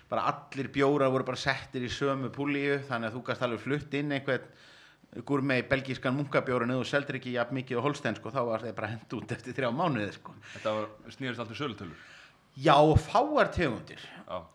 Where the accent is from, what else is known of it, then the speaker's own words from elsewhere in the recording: Reykjavik, Capital Region, Iceland; Þegar ég er reykvikingur úr Vesturbænum náðu nú samt sem aður að vera framari